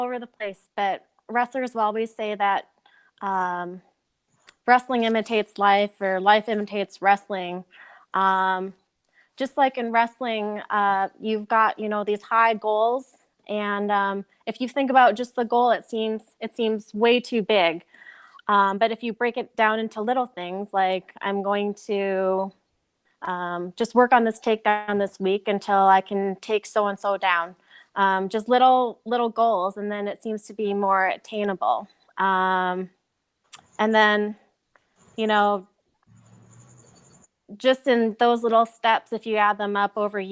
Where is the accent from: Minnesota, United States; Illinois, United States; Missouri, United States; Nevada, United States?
Minnesota, United States; I was born and raised in Minnesota